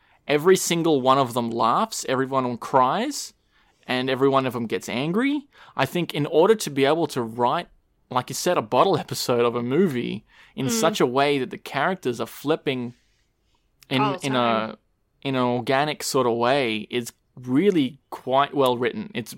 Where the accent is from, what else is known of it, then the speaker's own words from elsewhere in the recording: Australia; everyone just calls it Frio, because we're Australian.